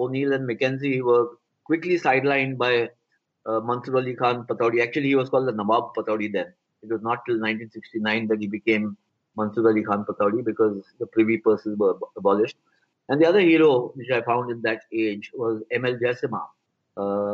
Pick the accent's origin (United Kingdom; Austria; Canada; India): India; growing up in India